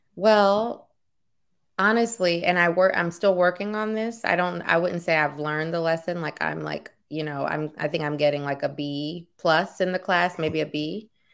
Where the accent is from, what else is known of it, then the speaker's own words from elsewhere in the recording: New Orleans, Louisiana, United States; now in Oakland, United States; We're from New Orleans